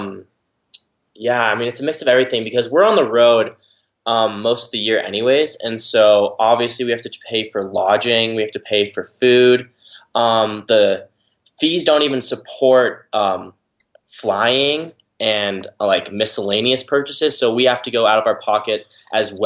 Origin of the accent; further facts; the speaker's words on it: Park City, Utah, United States; I'm from Park City, Utah